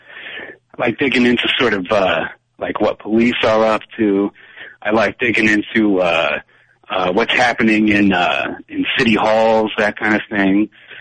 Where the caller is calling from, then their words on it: Boston, Massachusetts, United States; also born or lived in Philadelphia; I'm calling from Boston. I would have been calling from Philadelphia a while back, but no, Boston now.